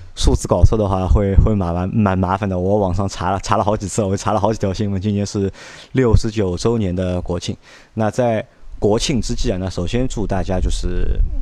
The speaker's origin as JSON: {"language": "Chinese", "region": "southern China", "country": "China", "said": "我是南方人"}